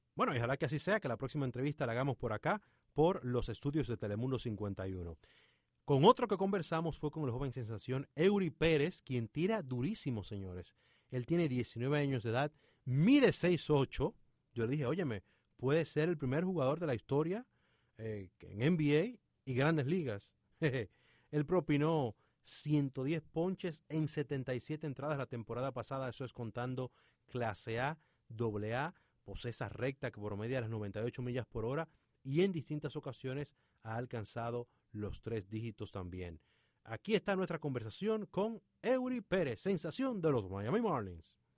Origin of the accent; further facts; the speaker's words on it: Dominican Republic; República Dominicana, mi país natal